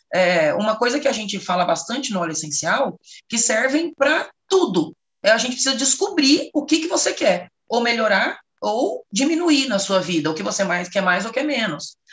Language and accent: Portuguese; Rondônia, Brazil; moved away as an adult; now in São Paulo, Brazil; eu sou de Rondônia, tem agora em agosto faz nove anos que eu moro em São Paulo.